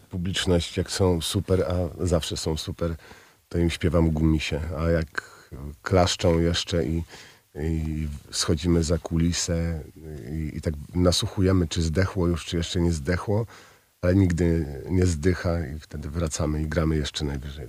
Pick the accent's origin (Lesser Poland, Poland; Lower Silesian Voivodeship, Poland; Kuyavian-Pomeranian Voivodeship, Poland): Kuyavian-Pomeranian Voivodeship, Poland; Toruń; Jestem co prawda z Torunia